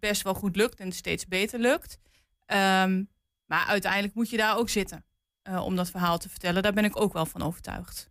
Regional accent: Twente, Overijssel, Netherlands; ik kom uit Twente en in Twente zeggen we wel eens achter Amersfoort gaat het licht uit

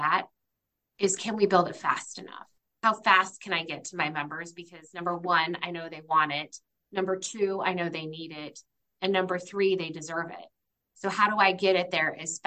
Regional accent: Iowa and Minnesota, Midwest, United States; now in New Hampshire, United States; I'm from the Midwest. In fact, grew up in Iowa and Minnesota

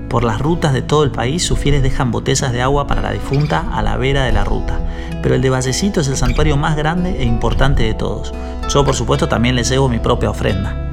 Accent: Mendoza, Argentina; Como mendocino estoy acostumbrado a los temblores

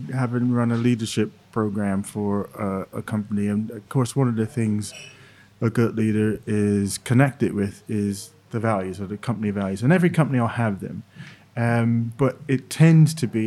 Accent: New Jersey, United States; born or raised there

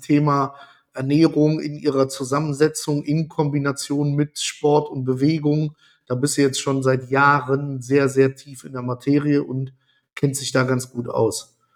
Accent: Italy; ich bin Italiener

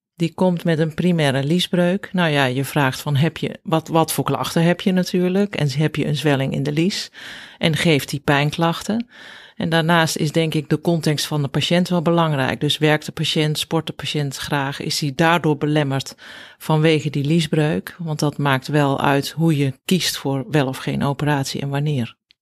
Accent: Bergeijk, North Brabant, Netherlands; moved away as an adult; also born or lived in Rotterdam / Zeist; Ja, ik ben opgegroeid in Bergijk. Dat is een klein dorpje in Zuid-Brabant

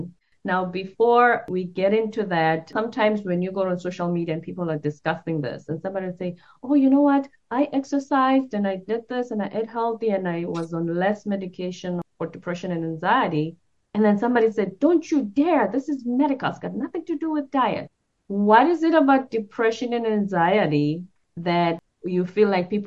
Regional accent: South Africa; now in United States; I come from South Africa, considered a third world country

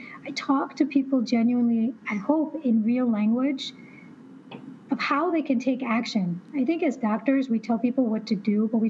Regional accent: Illinois, United States; now in Arizona, United States; Yeah, southern Illinois, by Carbondale.

